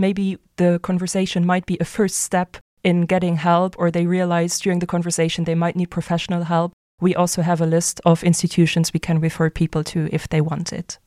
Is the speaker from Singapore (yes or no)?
no; Luxembourg; also born or lived in Germany; I'm originally from Luxembourg, so I also grew up here